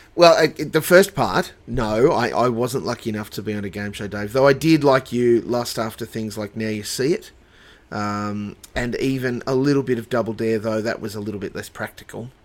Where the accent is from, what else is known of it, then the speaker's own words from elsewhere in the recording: Dubbo, New South Wales, Australia; moved away; also born or lived in Sunshine Coast, Queensland; I grew up in Dubbo